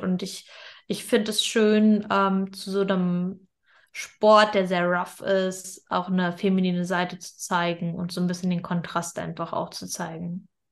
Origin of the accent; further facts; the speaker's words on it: Germany; wir sind in Deutschland geboren